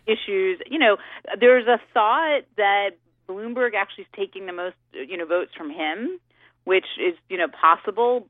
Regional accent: Connecticut, United States; now in Florida, United States; I grew up in Connecticut

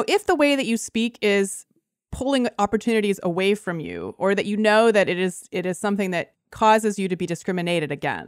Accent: Canada; first language Lithuanian; I grew up in Canada, and my parents spoke exclusively Lithuanian to me during my entire childhood

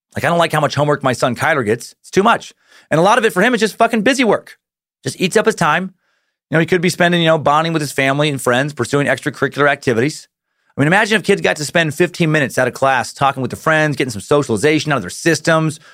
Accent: Idaho, United States; my home state of Idaho

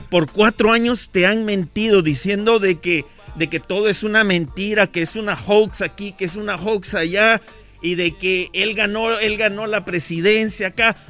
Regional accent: Guatemala; soy guatemalteco

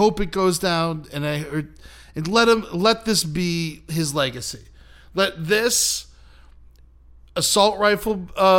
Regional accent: United States; I'm an American.

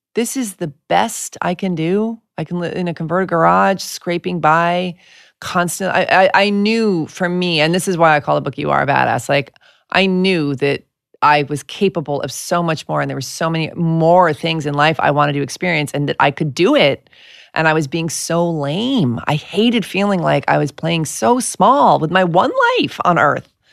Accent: New York, United States; I'm from New York.

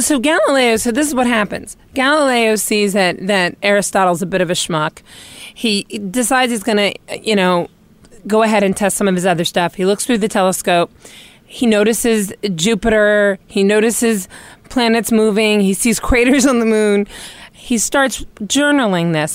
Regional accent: New York, United States; as a New Yorker

